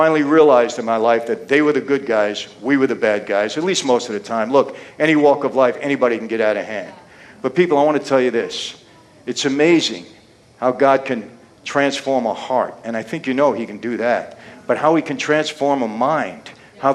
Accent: New York City, New York, United States; also born or lived in Long Island, New York; when I was a kid growing up in Brooklyn, later on Long Island

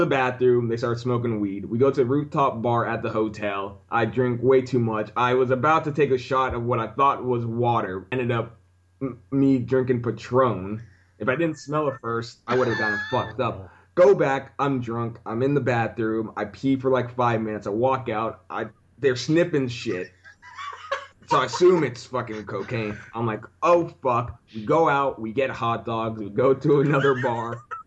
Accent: Orlando, Florida, United States; now in New York, United States; I'm from Orlando

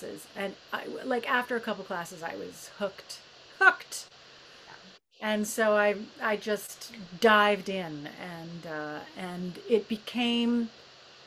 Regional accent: Edmonton, Alberta, Canada; moved away; also born or lived in Toronto / United Kingdom; I grew up in Edmonton, Alberta

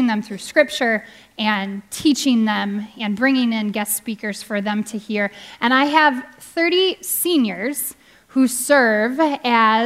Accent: Minneapolis, Minnesota, United States; also born or lived in Omaha, Nebraska; I was born in Omaha, Nebraska, and we moved up here to the Twin Cities when I was five. And I loved growing up here

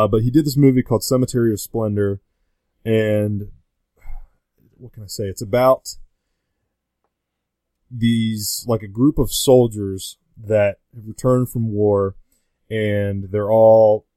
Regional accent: Fort Thomas, Kentucky, United States; I am from Fort Thomas. Yes, I'm local.

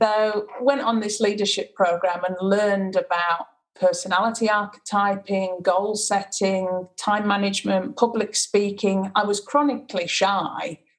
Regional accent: Sheffield, Yorkshire and the Humber, United Kingdom; also born or lived in Macclesfield, England; I was born in Macclesfield in in the UK and moved to Sheffield when I was about four. So my whole life, I've pretty much been in Sheffield.

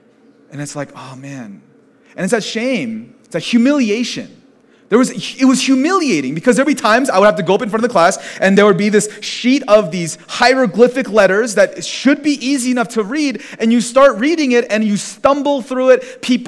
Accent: United States; So on the outside, I look Korean, but then when you want me to speak in Korean, I go, "I'm American. Please, I speak English." And it's not that I don't understand Korean. Thankfully, I have a little bit of comprehension.

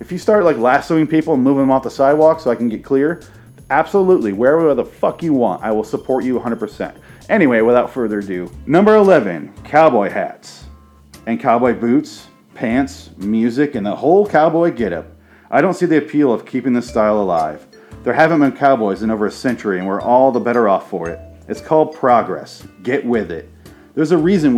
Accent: Michigan, United States; I grew up in Michigan

